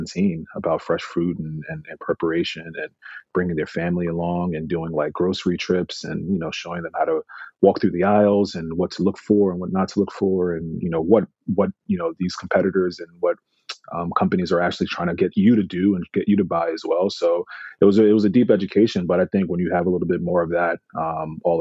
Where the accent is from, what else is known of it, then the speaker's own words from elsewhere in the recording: New York, United States; also born or lived in England; growing up in New York